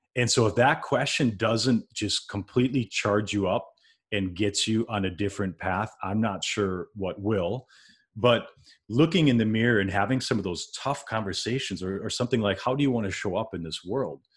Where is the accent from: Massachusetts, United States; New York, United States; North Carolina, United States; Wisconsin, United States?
Wisconsin, United States; moved away as an adult; also born or lived in Minneapolis, Minnesota; I'm from Wisconsin, born and raised in Wisconsin, and in two thousand five, I moved over, uh, across state lines, went into the Minneapolis area